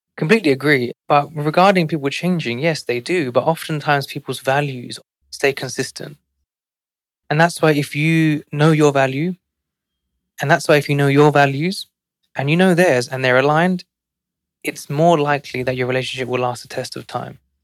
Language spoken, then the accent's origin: English; London, United Kingdom; now in New York City, United States; growing up in one of London's most financially